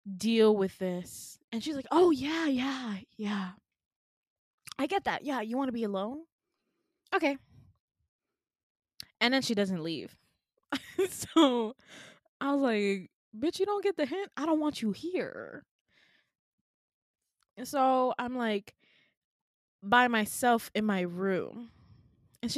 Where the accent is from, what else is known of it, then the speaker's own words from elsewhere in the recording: Midwest, United States; I'm from the Midwest